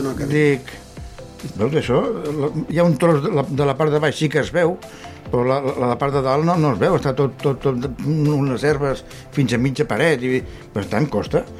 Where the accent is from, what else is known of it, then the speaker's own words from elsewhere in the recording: Vilanova i la Geltrú, Catalonia, Spain; jo sóc de Vilanova, tinc un pis allà baix, de fa molts anys